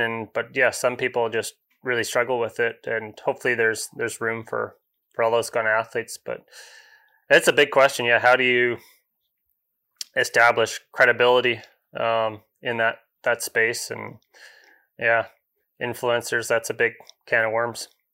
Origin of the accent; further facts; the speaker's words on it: Comox Valley, Vancouver Island, British Columbia, Canada; also born or lived in England; growing up on Vancouver Island, grew up, um, Comox Valley kinda halfway up